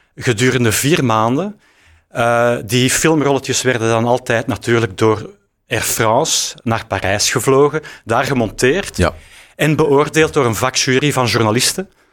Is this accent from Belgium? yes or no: yes; Antwerp, Flanders, Belgium; wij komen eigenlijk uit Antwerpen